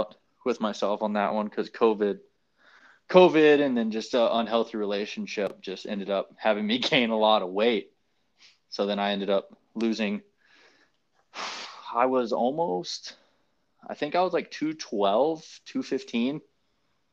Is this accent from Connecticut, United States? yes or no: no; Wichita Falls, Texas, United States; moved away as an adult; also born or lived in Orlando, Florida; now in Colorado, United States; When I moved to Orlando, it was, you know, the first time I ever moved away from Wichita Falls